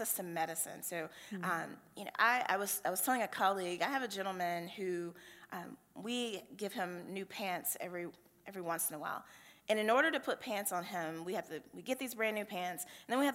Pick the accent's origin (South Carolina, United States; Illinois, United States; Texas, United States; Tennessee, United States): South Carolina, United States; Cowpens; now in Georgia, United States; my home congregation where I grew up in Calpin, South Carolina